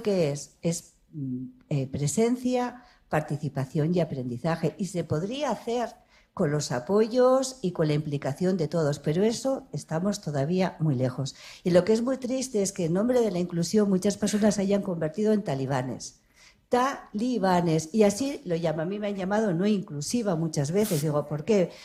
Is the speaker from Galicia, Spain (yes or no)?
no; Ribera of Navarre, Spain; soy de la Ribera de Navarra